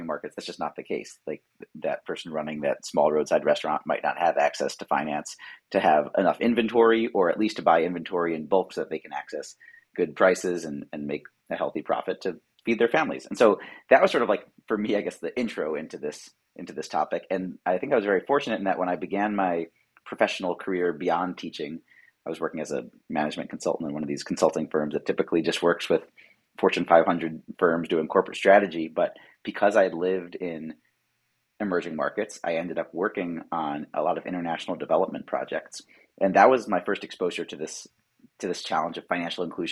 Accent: Philadelphia, Pennsylvania, United States; I'm from Philadelphia originally.

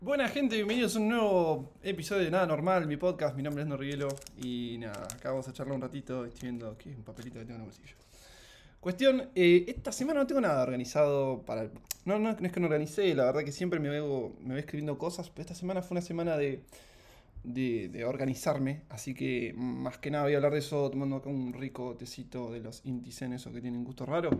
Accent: Mar del Plata, Buenos Aires Province, Argentina; also born or lived in Ushuaia / Rosario; Yo soy de Mar del Plata

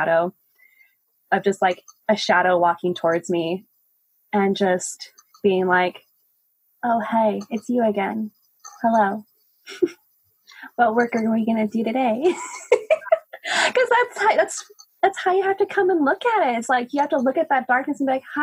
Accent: Albuquerque, New Mexico, United States; moved away as an adult; now in Portland, United States; I moved to Portland, actually a year ago to this day, from my hometown, Albuquerque. I lived in New Mexico for almost 26 years

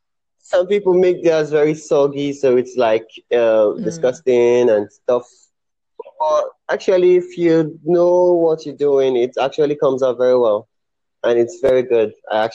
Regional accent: Nigeria; born or raised there

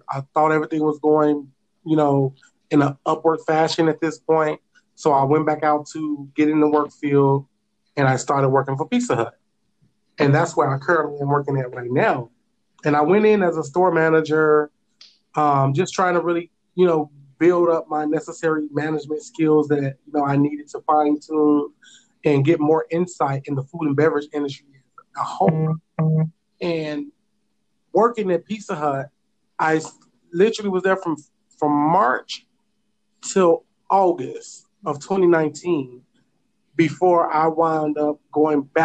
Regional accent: Chicago, Illinois, United States; also born or lived in Hawaii; now in Chicago, United States; originally, I'm from Chicago

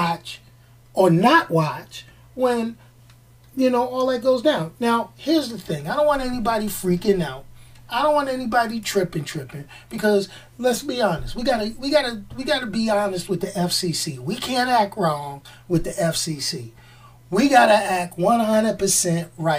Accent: New York, United States; growing up in New York

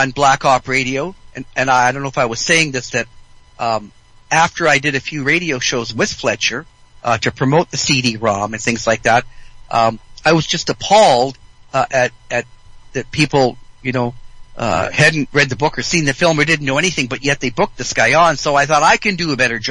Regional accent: British Columbia, Canada; I'm from British Columbia

